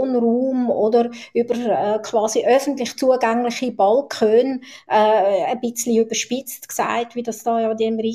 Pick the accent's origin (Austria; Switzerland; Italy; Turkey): Switzerland; Zurich; ich bin Zürcherin, Stadtzürcherin. Ich bin in Zürich-Schwammerdingen aufgewachsen und ich habe eigentlich da, damals äh, ein anderes, völlig ein anderes Zürich erlebt als Kind und Jugendliche.